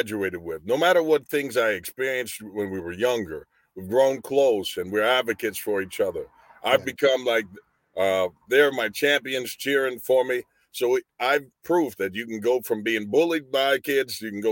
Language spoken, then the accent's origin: English; Anderson, Indiana, United States; I'm from Indiana, from Anderson, Indiana. I was born and raised here